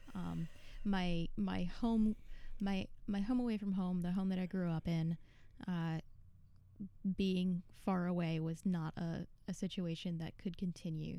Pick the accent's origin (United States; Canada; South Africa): United States; Buffalo, New York; moved away as an adult; also born or lived in North Carolina; now in Buffalo, United States; I grew up in Buffalo. I moved mm-hmm. to North Carolina about 11 years ago